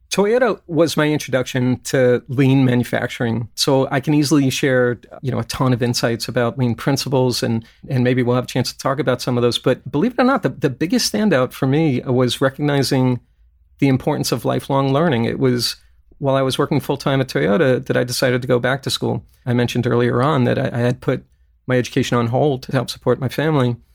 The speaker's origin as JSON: {"language": "English", "town": "Brooklyn", "region": "New York", "country": "United States", "tie": "born or raised there", "also_born_or_lived": "Kentucky", "moved": "yes", "lives_now": "California, United States", "said": "When I was a kid growing up in Brooklyn"}